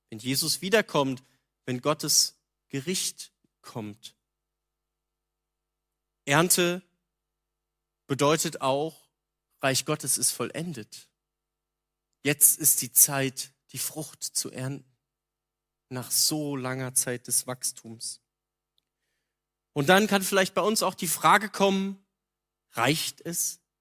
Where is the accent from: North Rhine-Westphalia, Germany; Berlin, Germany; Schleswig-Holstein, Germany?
North Rhine-Westphalia, Germany; Also ich komme aus der Nähe von Köln, da gab es das.